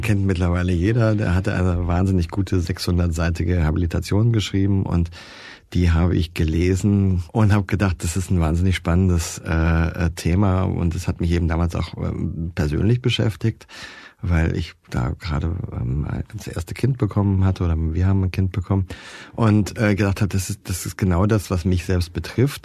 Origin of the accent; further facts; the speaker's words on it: Baden-Baden, Baden-Württemberg, Germany; ich bin in Baden-Baden aufgewachsen